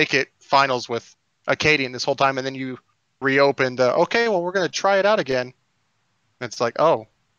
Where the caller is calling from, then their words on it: Houston, Texas, United States; Houston, Texas.